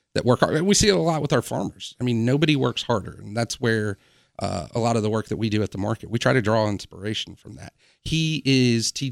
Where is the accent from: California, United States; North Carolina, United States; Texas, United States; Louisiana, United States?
North Carolina, United States; Wilmington; moved away as an adult; now in Charleston, United States; spent most of my quote-unquote formative years in Wilmington, North Carolina